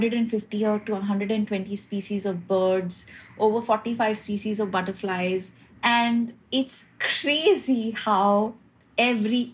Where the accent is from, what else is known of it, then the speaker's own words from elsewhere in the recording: Hyderabad, Telangana, India; now in Mumbai, India; I actually grew up, I was born and brought up in Hyderabad